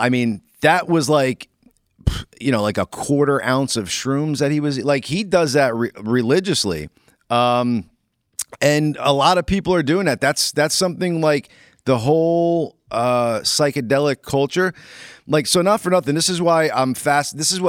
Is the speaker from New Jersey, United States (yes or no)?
yes; East Rutherford, New Jersey, United States; And as kids, I lived in East Rutherford